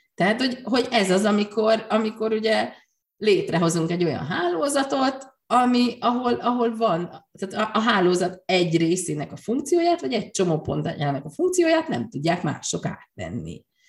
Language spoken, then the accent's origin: Hungarian; Hungary; also born or lived in Great Britain; csak én vagyok magyarként az egyetlen